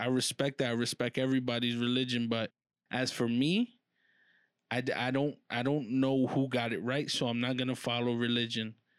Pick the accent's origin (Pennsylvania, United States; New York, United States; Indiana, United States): New York, United States; New York City; I'm not from the hood, uh, I'm from Harlem, but I'm not from the hood, hood.